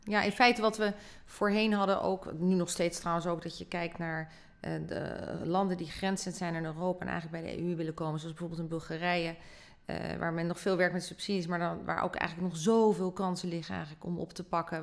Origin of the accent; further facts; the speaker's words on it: Netherlands; zijn we natuurlijk heel sterk in als Nederlanders zijnde